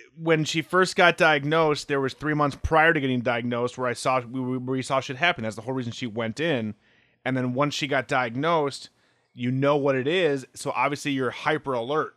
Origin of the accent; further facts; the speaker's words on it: Midwest, United States; I'm from the Midwest